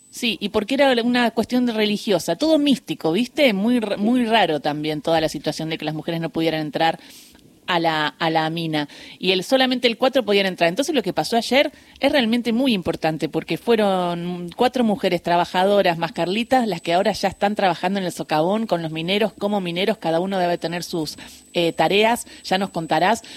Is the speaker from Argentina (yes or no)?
yes; Río Gallegos, Santa Cruz, Argentina; moved away; a mis 12 años que yo me crié en Gallegos